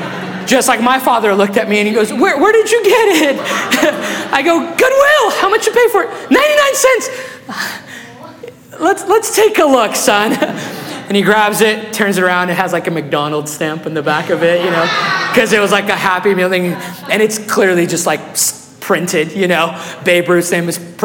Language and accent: English; Guatemala; English is a second language; now in Meridian, Idaho, United States; when I was 8 years old, my family, we were living in Guatemala